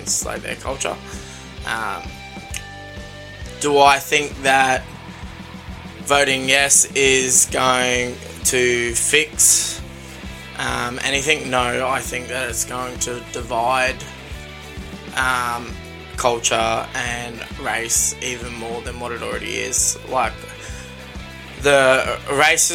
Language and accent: English; Australia; I was born in Australia, but my inheritance is Ireland.